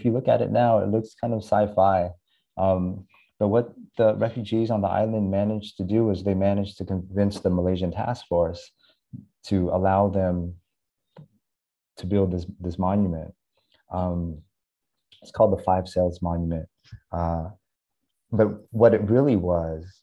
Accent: United States; moved away as an adult; now in Vietnam; I was almost four when we landed in the US. I grew up mainly in the Midwest, in Oklahoma and Texas, actually, where there's no Asians

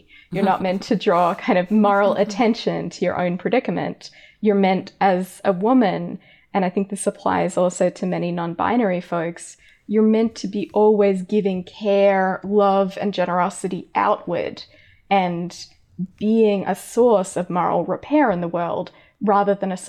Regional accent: Australia; accent: hybrid Americanized Australian; I grew up in Australia, as listeners might be able to tell from my weird hybrid accent. It's very Americanized now.

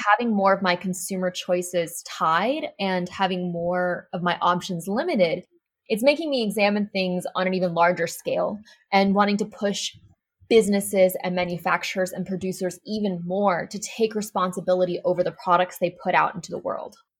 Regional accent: Arkansas, United States; I'm from Arkansas, which is not necessarily the most eco-friendly, progressive state in America.

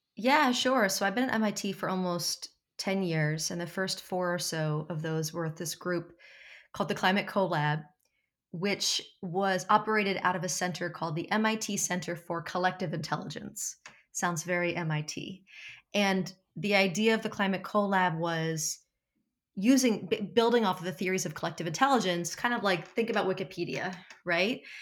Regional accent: New Jersey, United States; I'm from South Jersey

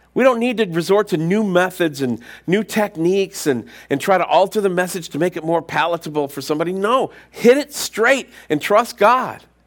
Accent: United States; us as American Christians

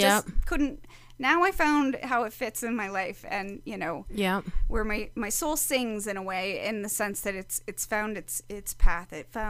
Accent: Wisconsin, United States; moved away; I grew up in the Midwest, so I grew up in Wisconsin

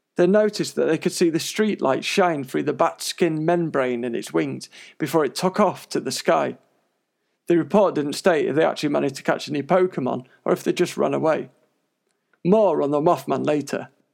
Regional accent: Coventry, West Midlands, United Kingdom; also born or lived in London; I moved to Coventry from London when I was a little kid

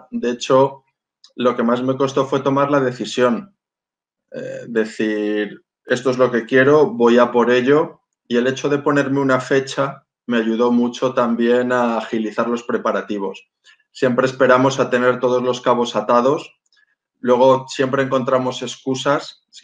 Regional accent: Málaga, Andalusia, Spain; born there; Nací en Málaga, soy hijo de marino, he vivido eh, a lo largo de mi vida en más de 20 lugares diferentes

